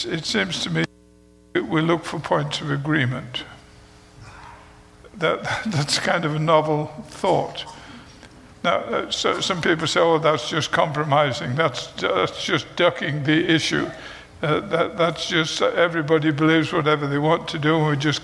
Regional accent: United Kingdom; moved away; I am British. I know you could not tell that, but I am British

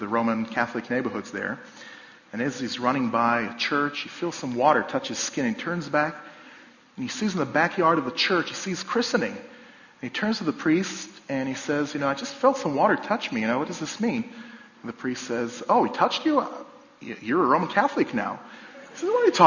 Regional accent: a village just outside Jerusalem, Jerusalem District, Israel; I live in my hometown, my home village, in fact, a place just outside of Jerusalem.

